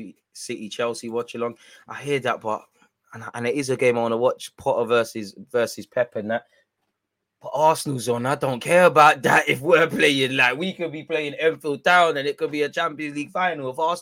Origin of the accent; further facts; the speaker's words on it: Bermuda; I'm from Bermuda, but I've seen Loki watching you for time years, fam.